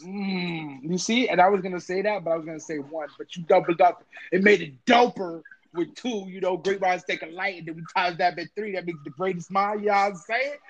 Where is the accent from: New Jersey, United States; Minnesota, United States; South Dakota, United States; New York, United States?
New York, United States; I'm from New York